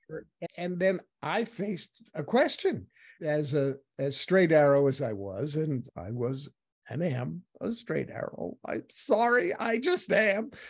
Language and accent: English; New York, United States; moved away; I was from New York originally